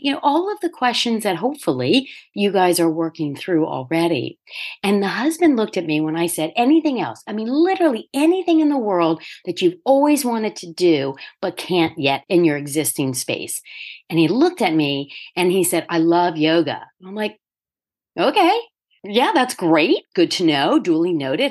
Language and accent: English; Delaware, United States; moved away as an adult; also born or lived in New York; I first moved back to Delaware and opened my own firm